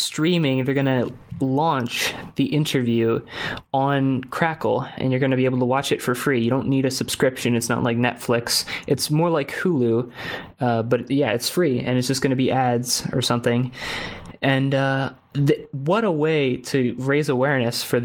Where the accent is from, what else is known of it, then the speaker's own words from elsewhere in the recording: United States; as an American